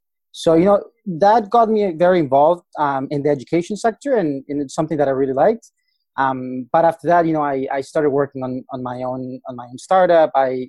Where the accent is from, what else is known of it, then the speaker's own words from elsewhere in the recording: Colombia; I'm from Colombia, so I have that going for me, right? It helps a lot to have somebody that's local.